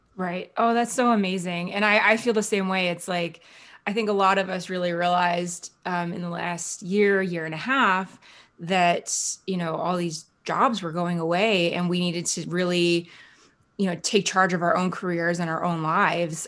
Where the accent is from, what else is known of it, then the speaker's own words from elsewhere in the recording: central New Jersey, United States; moved away; I'm from New Jersey originally